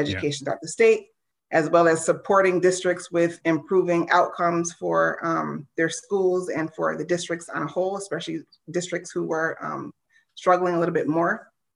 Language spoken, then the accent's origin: English; United States; growing up in the United States, you know, as an, as an African-American woman